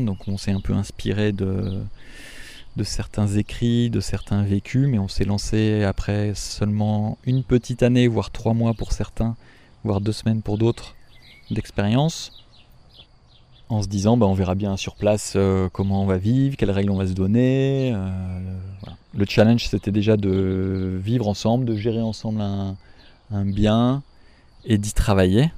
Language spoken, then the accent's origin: French; France; also born or lived in Africa; on veut vivre chez nous, en France